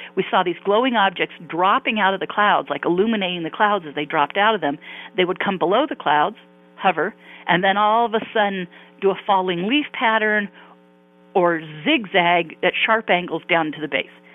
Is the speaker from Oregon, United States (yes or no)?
no; Palos Verdes, California, United States; also born or lived in Santa Monica, California / Irvine, California; now in Newport Beach, United States; I grew up in Southern California, uh, in Palos Verdes to be exact